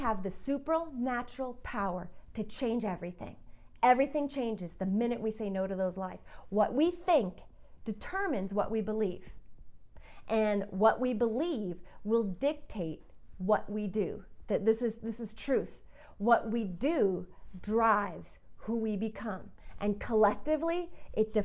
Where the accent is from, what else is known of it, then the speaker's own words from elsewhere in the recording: Colorado, United States; I'm from Colorado.